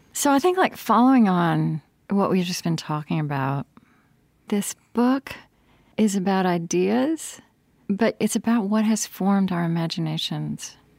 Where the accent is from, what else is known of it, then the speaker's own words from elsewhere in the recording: Oklahoma, United States; growing up in Oklahoma in a small town